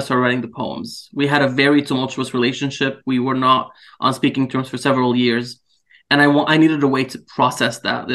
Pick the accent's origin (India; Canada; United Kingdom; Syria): Syria; moved away; I'm from Syria, and unfortunately I've had to live through, you know, several years of the war there.